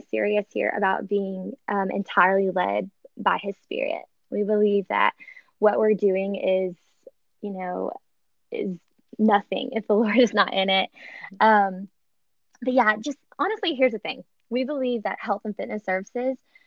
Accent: Atlanta, Georgia, United States; now in Arlington, United States; I am from Atlanta, Georgia, and currently living right outside DC in Arlington, Virginia

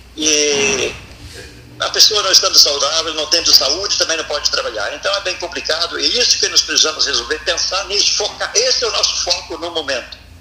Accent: São Lourenço do Sul, Rio Grande do Sul, Brazil; now in Pelotas, Brazil; eu sou natural de São Lourenço, mas Pelotas me adotou

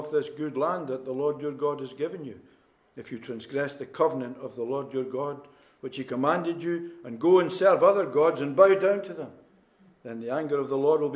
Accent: Newtonhill, Scotland, United Kingdom; moved away as an adult; also born or lived in Inverness / Edinburgh / Midlands of England / Belfast; I was born in Newt Hill, born into a mining family. My father worked in Polkemmet Colliery for most of his life.

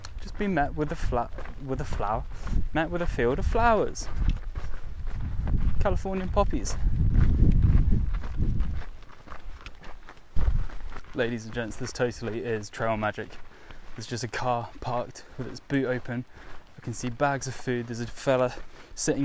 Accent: south coast of England, United Kingdom; south coast England

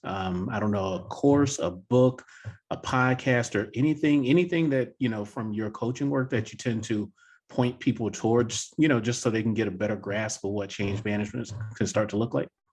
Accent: the South, United States; being born and raised in the South

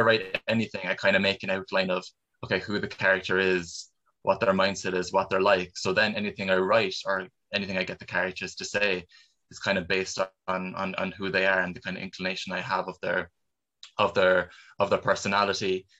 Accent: Cork, Munster, Ireland; I've never really been out of Cork for for more than really two weeks at a time

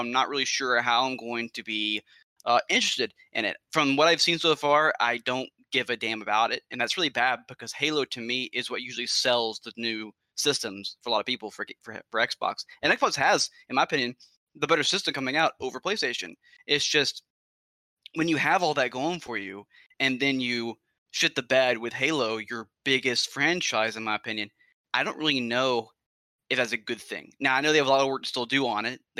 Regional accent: Alabama, United States; I'm from Alabama, I'm from Alabama

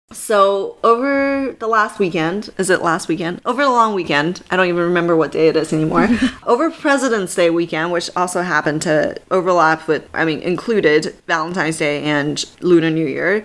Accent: Canada; now in Silicon Valley, United States; I'm a Canadian

